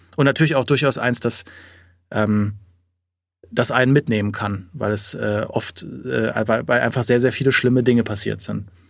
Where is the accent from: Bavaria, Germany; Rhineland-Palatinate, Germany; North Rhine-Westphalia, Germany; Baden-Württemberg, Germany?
Rhineland-Palatinate, Germany; Trier; in dem Umfeld von Trier, wo ich aufgewachsen bin